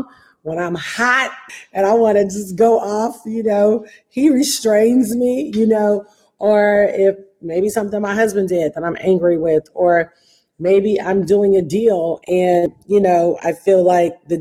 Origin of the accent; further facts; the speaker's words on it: Detroit, Michigan, United States; Detroit, and which is my hometown